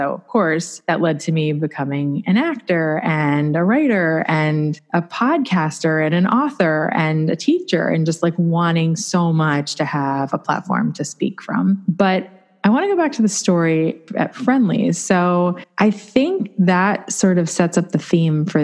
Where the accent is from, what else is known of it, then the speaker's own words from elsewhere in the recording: Long Island, New York, United States; I was born on Long Island, New York